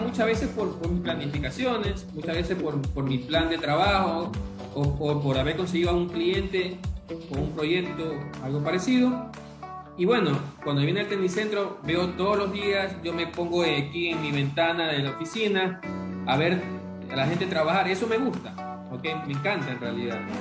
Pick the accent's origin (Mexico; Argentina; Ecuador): Ecuador; como ecuatoriano